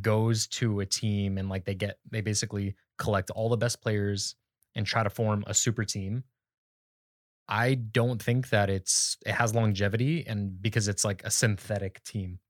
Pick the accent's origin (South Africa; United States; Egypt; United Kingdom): United States; Phoenix, Arizona; moved away as an adult; now in Sacramento, United States; I grew up in Phoenix